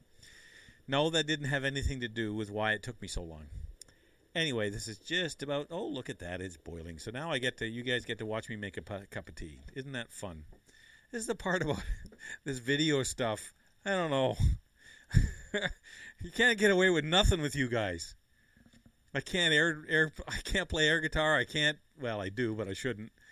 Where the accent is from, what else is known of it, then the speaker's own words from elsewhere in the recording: Canada; I'm Canadian